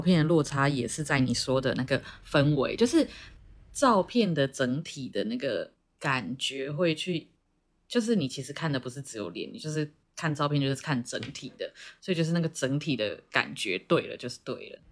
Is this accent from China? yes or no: no; Taiwan; 我们回到我们台湾人的面孔